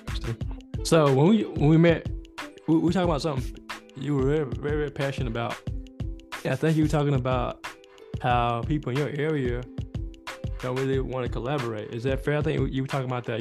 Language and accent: English; South Carolina, United States; I'm from South Carolina